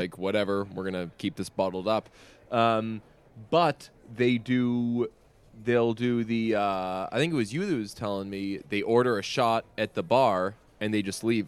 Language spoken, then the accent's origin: English; Boston, Massachusetts, United States; I'm half Irish and I'm also from Boston